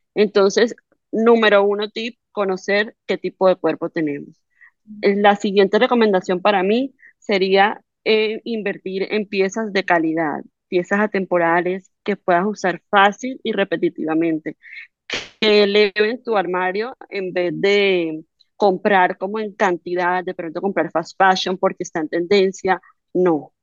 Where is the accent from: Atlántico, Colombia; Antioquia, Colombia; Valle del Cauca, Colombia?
Atlántico, Colombia; Barranquilla; donde nací, donde donde me crié, en Barranquilla